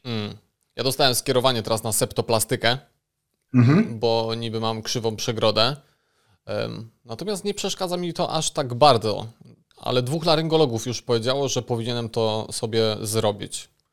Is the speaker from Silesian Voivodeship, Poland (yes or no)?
yes; Bytom, Silesian Voivodeship, Poland; jestem z Bytomia